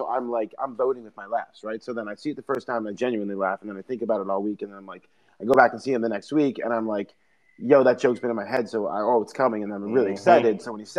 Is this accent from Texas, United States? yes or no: no; New York, United States; we were like from New York.